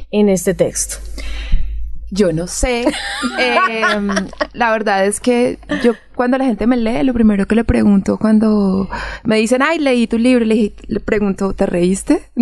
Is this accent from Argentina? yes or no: no; Sevilla, Valle del Cauca, Colombia; las personas de donde yo soy, que es Sevilla Valle